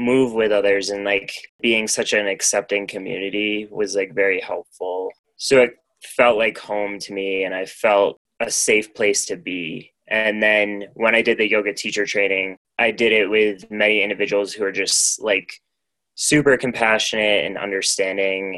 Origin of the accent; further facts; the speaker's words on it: Maine, United States; moved away as an adult; also born or lived in Portland, Maine; now in Denver area, United States; my hometown, I basically like grew up on the foot of a mountain